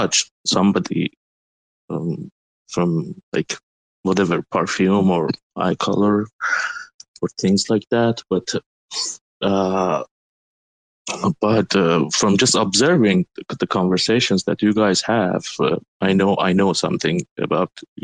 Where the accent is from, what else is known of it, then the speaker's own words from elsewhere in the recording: Iran; first language Turkish; English is a second language; moved away as an adult; also born or lived in United States; I'm originally from Iran